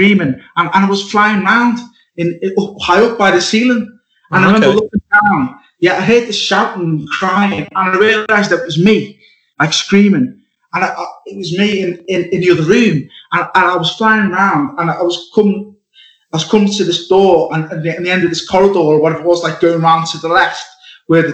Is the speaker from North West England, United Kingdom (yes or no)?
yes; Liverpool, North West England, United Kingdom; also born or lived in Wirral; I was born in Liverpool